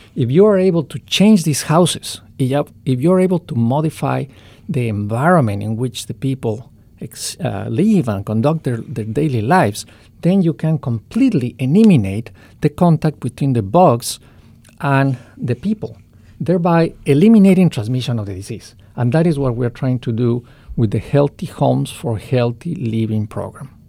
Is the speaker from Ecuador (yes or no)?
yes; Ecuador; in Ecuador, uh, my home country